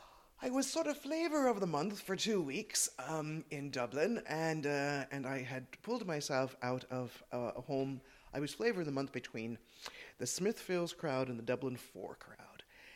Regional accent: Toronto, Ontario, Canada; accent: Canadian; moved away as an adult; also born or lived in Wicklow, Ireland; now in Drumshambo, Ireland; Well, I am Irish born. I was born in Wicklow, and we emigrated as a family to Toronto, so this is a Canadian accent. And I returned to Ireland 20 years ago last September.

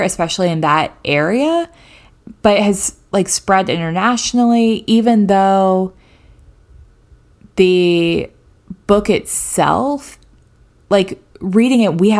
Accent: the South, United States; I am from a small conservative Southern town that's deeply religious, predominantly Baptist. We had multiple Baptist and Methodist churches, like one Catholic, one Presbyterian, one Episcopal.

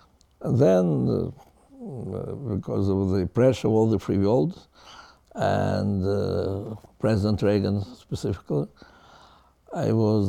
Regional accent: Donetsk, Donetsk Oblast, Ukraine; moved away; I was born in Soviet Union in the city of Donetsk, which then was called Stalinland, which today is the center of the war, or barbaric aggression of Putin against Ukraine.

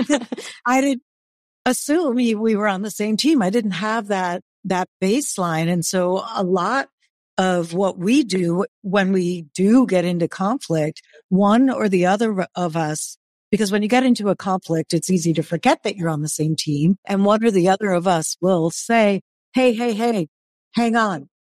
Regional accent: New York, United States; I was born in New York, which is a fast-paced city.

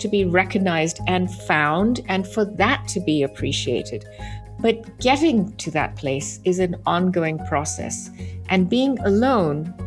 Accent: London, United Kingdom; growing up in London

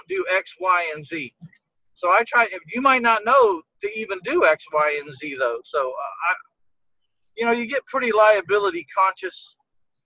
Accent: San Antonio, Texas, United States; born or raised there

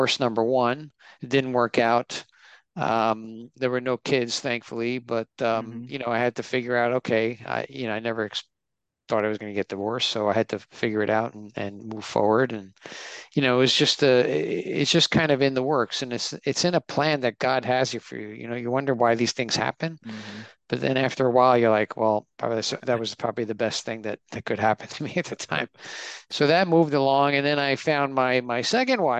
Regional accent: New York, United States; I was born in in New York, and I'm first generation. I have two Italian parents

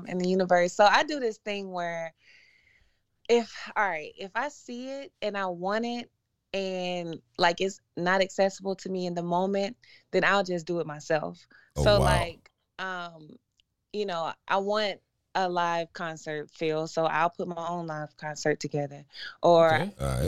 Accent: Atlanta, Georgia, United States; also born or lived in Memphis; I grew up in Atlanta

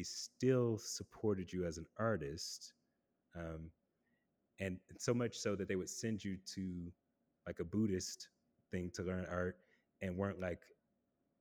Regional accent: the American South, United States; I grew up in the American South, deeply involved in a church.

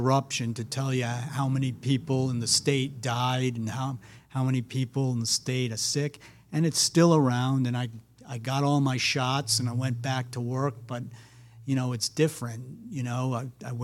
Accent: Rhode Island, United States; also born or lived in Brooklyn, New York; I grew up in Rhode Island. I'm originally from Brooklyn, New York.

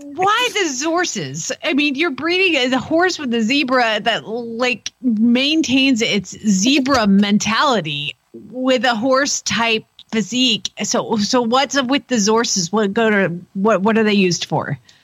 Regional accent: Atlanta, Georgia, United States; moved away; I grew up in Atlanta where there was Willie B

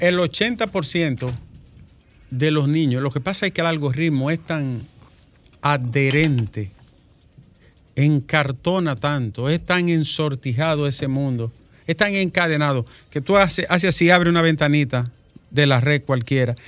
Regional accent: Dominican Republic; yo soy de Arroyo Toro

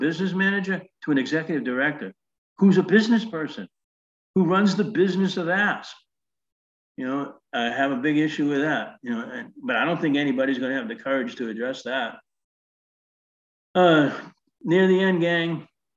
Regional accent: Northeast, United States; I was from the Northeast.

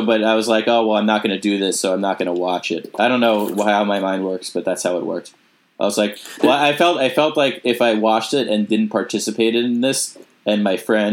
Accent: Smithtown, New York, United States; my hometown

